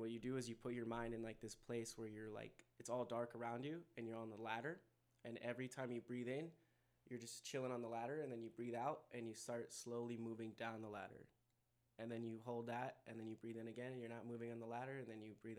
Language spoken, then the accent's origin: English; California, United States; born there; also born or lived in Connecticut / North Carolina / Denver; now in El Paso, United States; I was born in California, and then I went to like Connecticut, and then North Carolina, and then Denver, and then came here